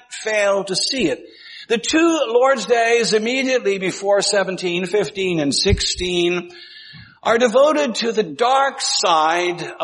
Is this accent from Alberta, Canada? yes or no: no; Ontario, Canada; when I was growing up in Ontario, it was not all that unusual to hear people speaking about nuclear fallout